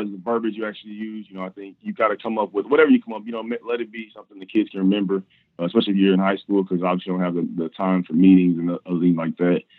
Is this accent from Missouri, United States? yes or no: yes; Kansas City, Missouri, United States; also born or lived in Nebraska; I'm from originally from Kansas, Missouri, went to, uh, Rockland High School